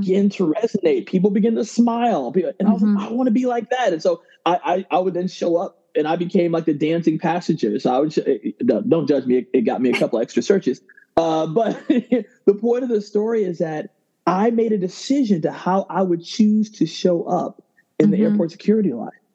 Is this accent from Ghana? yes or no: yes; Ghana; I'm originally from Ghana